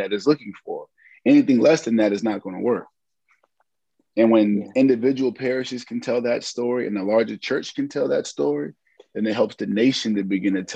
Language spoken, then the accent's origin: English; Hampton, Virginia, United States; I am from Hampton, Virginia